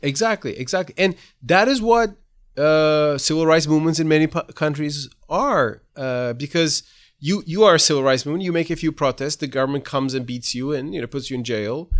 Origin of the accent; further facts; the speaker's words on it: Ankara, Turkey; moved away as an adult; now in United States; as a child growing up in Ankara